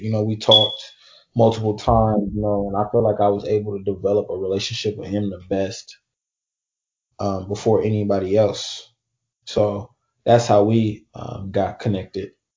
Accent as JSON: {"language": "English", "town": "Oakland", "region": "California", "country": "United States", "said": "I'm from Oakland, California"}